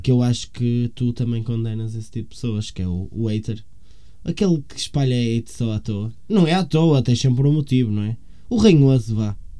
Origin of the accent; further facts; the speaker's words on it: Rio Tinto, Porto District, Portugal; also born or lived in São Pedro da Cova / São Cosme; eu como sou de Rio Tinto e prezo Rio Tinto